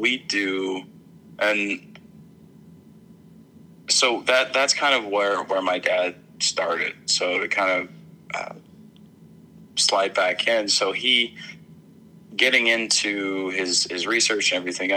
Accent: Arkansas, United States; I grew up in Arkansas

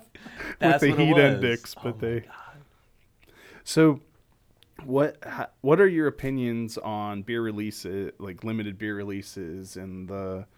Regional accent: Pittsburgh, Pennsylvania, United States; moved away; I grew up in Pittsburgh.

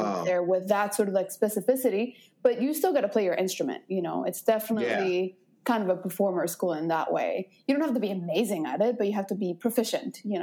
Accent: Guadalajara, Jalisco, Mexico; moved away as an adult; now in United States; I'm originally from Mexico, from Guadalajara. And I moved to the States in 2009.

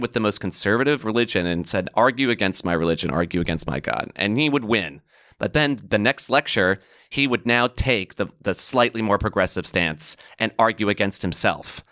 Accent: New York City, New York, United States; as a New Yorker.

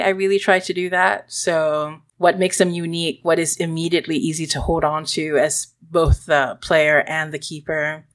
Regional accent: Singapore; moved away; also born or lived in Philippines; When I was growing up in Singapore

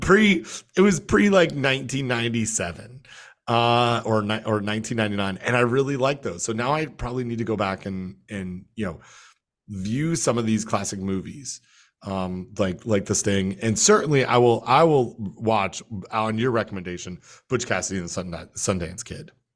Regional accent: Canada; now in United States; my home country

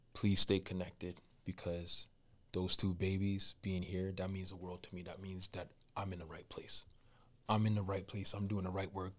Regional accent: Jamaica; I'm Jamaican and that I'm black

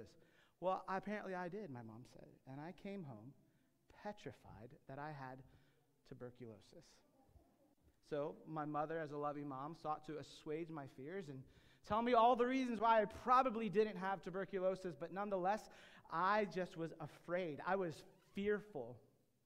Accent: United States; I'm an American

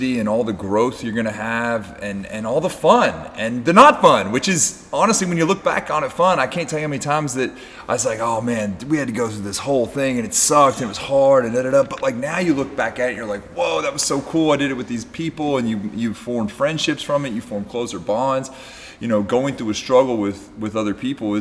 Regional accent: Kentucky, United States; I'm just from a place in Kentucky

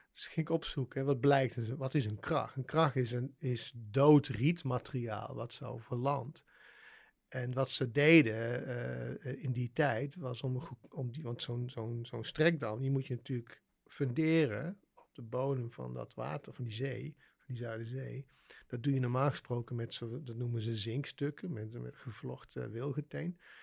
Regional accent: Waalwijk, North Brabant, Netherlands; ik ben opgegroeid in Waalwijk, dus in Brabant

